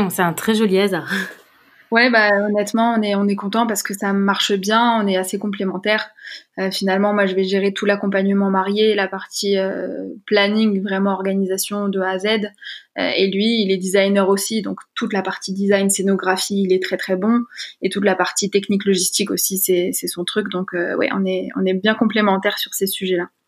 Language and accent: French; Paris region, Île-de-France, France; je suis à boulogne biancourt je suis née en région parisienne